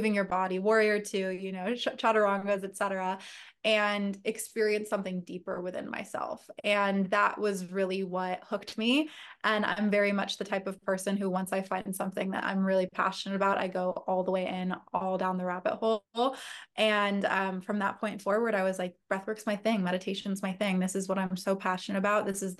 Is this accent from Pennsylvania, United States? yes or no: no; Agoura Hills, California, United States; also born or lived in San Diego; I grew up in Northern LA County. So Agoura Hills, Westlake area.